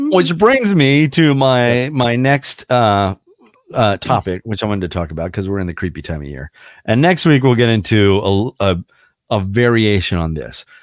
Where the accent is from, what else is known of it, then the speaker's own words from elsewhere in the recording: Emmitsburg, Maryland, United States; growing up in Emmitsburg, Maryland, or going to school in Emmitsburg, Maryland